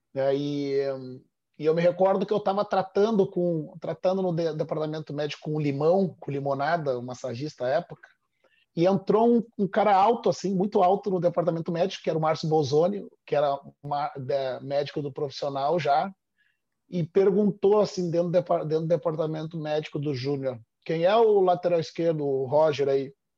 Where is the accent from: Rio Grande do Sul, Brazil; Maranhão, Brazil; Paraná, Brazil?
Rio Grande do Sul, Brazil; Porto Alegre; exatamente onde eu nasci